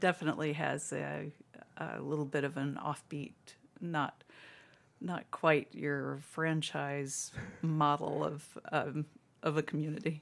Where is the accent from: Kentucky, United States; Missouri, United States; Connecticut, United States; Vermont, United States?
Kentucky, United States; moved away as an adult; also born or lived in Louisville, Kentucky; now in Toledo, United States; I grew up in Kentucky